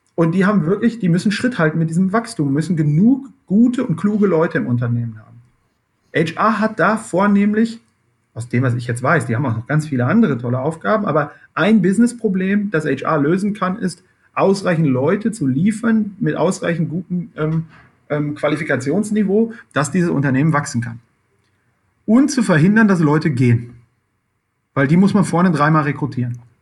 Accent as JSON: {"language": "German", "town": "Dortmund", "region": "North Rhine-Westphalia", "country": "Germany", "tie": "born or raised there", "said": "ich komme selber aus dem Ruhrgebiet"}